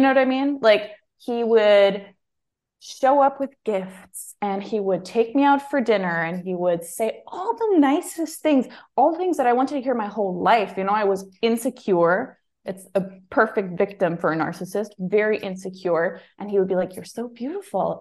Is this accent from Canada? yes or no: no; Germany; moved away as an adult; also born or lived in Greece; I was born and raised in Germany